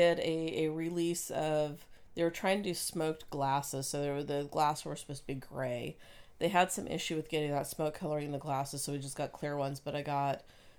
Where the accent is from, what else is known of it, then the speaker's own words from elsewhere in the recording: Oregon, United States; now in Washington, United States; But I'm from Oregon.